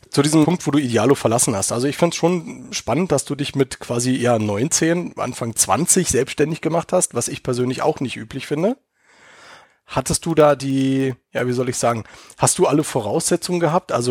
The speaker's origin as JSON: {"language": "German", "region": "Berlin", "country": "Germany", "tie": "born or raised there", "moved": "as an adult", "lives_now": "Munich, Germany", "said": "weil ich bin ja auch geborener Berliner, habe ja 30 Jahre auch da gelebt in dieser dreckigen, lauten Stadt, äh, bevor ich dann vor sechs Jahren hier rüber gemacht habe in die schönste Stadt Deutschlands, nämlich nach München."}